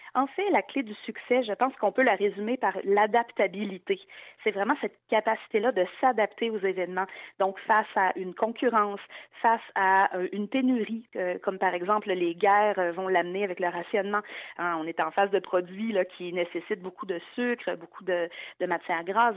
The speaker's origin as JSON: {"language": "French", "region": "Quebec", "country": "Canada", "said": "en tant que québécoise"}